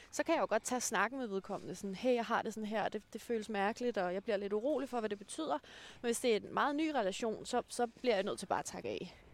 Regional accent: Denmark; når jeg kommer fra Jylland.

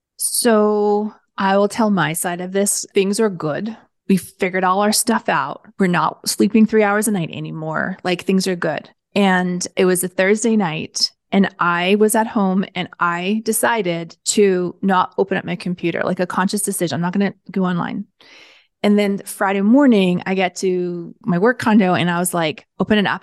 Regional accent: Canada; I'm Canadian

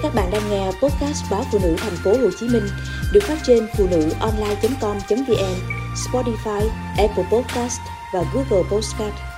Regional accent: Ho Chi Minh City, Vietnam; một người sinh ra và lớn lên trên mảnh đất phồn hoa đô hội này

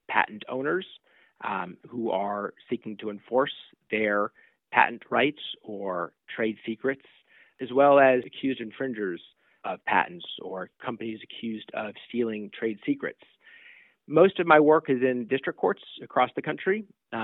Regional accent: Southern California, United States; also born or lived in New York; now in Silicon Valley, United States; I grew up primarily in Southern California

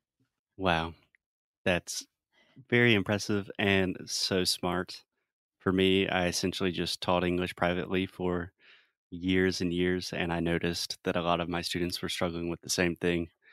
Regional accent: South Carolina, United States; an American born and raised in South Carolina

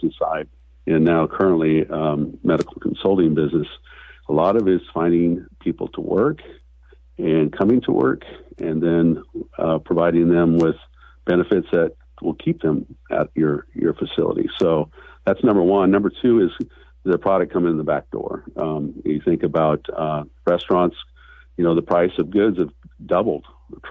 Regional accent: Newport, Oregon, United States; I was born and raised in Newport, Oregon. I'm a local kid

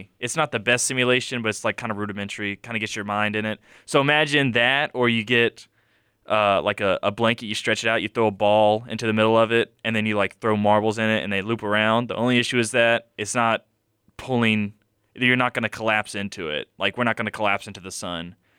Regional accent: Mobile, Alabama, United States; All right, so have either y'all been to the Explorium, since we're all from Mobile here?

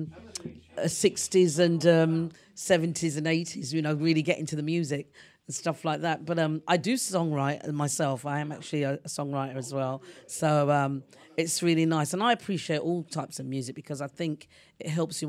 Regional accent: London, United Kingdom; I was born around Stoke Newington

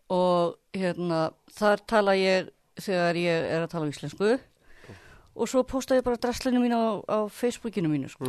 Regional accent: Kópavogur, Capital Region, Iceland; ég er alveg upp í Kópavóinum í Östubænum

